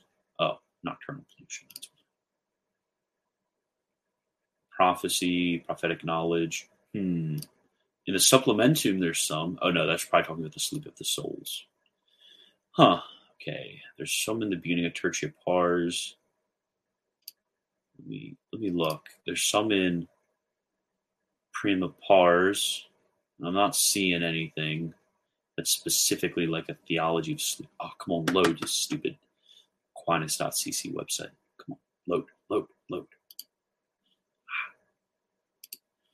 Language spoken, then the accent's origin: English; Maryland, United States; moved away; I'm from Maryland, love Maryland